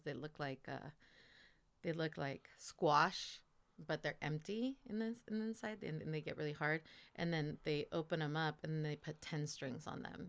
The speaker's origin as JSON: {"language": "English", "town": "Guadalupe", "region": "California", "country": "United States", "tie": "born or raised there", "also_born_or_lived": "Santa Maria / Sonora, Mexico / Jalisco, Mexico / Los Angeles", "said": "I was born here in Santa Maria, lived in Guadalupe, uh, most of my life"}